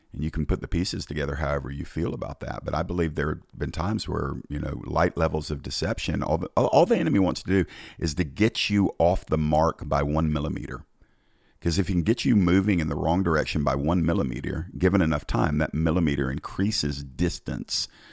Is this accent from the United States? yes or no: yes; Georgia, United States; my home state of Georgia